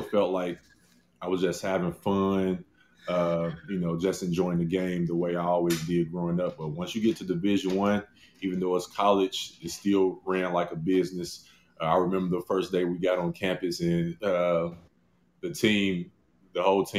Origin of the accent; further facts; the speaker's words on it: Chicago, Illinois, United States; growing up in Chicago